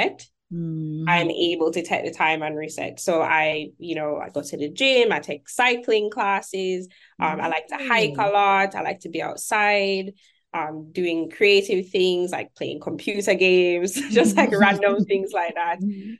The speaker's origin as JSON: {"language": "English", "country": "Jamaica", "also_born_or_lived": "Kingston, Jamaica", "moved": "as an adult", "lives_now": "Birmingham, United States", "said": "I'm Jamaican. I'm not from here"}